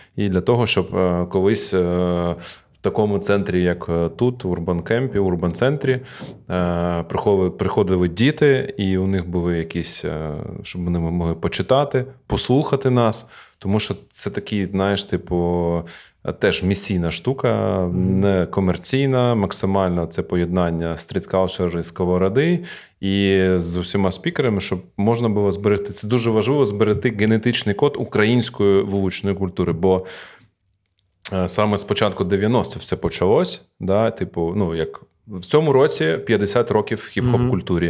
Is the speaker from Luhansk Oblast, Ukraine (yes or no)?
no; Kharkiv, Kharkiv Oblast, Ukraine; born or raised there